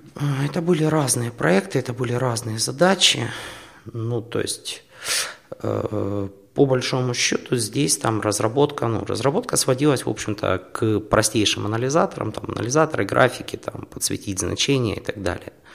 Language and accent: Russian; Horlivka, Donetsk Oblast, Ukraine; moved away as an adult; also born or lived in Kharkiv; now in Poland; сам я из Горовки